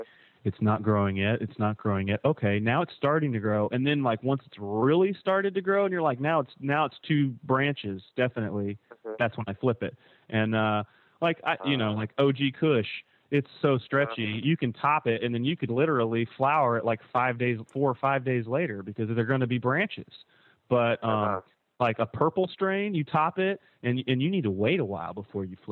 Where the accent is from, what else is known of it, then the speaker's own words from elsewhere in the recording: Kentucky, United States; moved away; My home state